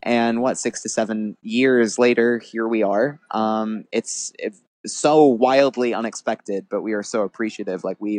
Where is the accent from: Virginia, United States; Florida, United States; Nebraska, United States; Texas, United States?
Virginia, United States; Fairfax; born there; I was born in Fairfax, Virginia. My family is all from Minneapolis. But I was born in Fairfax when my parents were living in DC at the time.